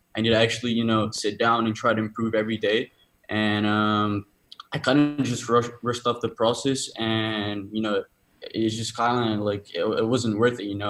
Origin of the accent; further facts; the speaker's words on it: Dubai, United Arab Emirates; I'm from Dubai as well